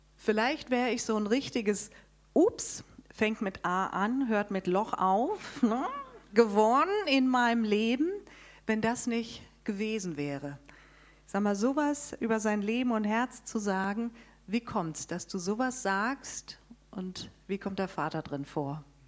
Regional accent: Darmstadt, Hesse, Germany; Wir kommen aus Darmstadt

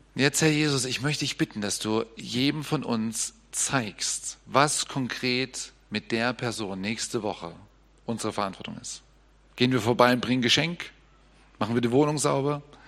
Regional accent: Germany; als Deutscher

